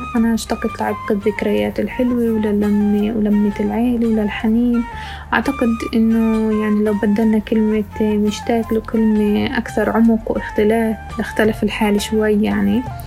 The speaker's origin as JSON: {"language": "Arabic", "town": "Ramallah", "region": "West Bank", "country": "Palestine", "tie": "born or raised there", "also_born_or_lived": "Jerusalem", "moved": "as an adult", "lives_now": "Dubai, United Arab Emirates", "said": "ولدت في القدس تربيت في رام الله"}